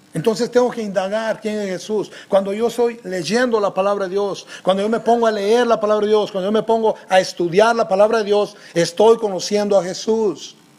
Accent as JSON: {"language": "Spanish", "country": "Guatemala", "said": "como nosotros decimos en Guate, la tenemos hecha"}